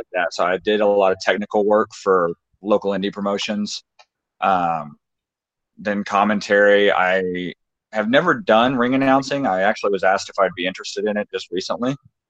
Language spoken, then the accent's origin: English; the South, United States; I grew up in the South, and I grew up in a very country family